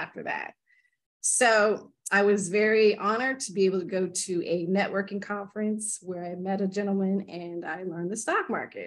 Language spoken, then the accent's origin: English; Tulsa, Oklahoma, United States; I grew up in Tulsa, Oklahoma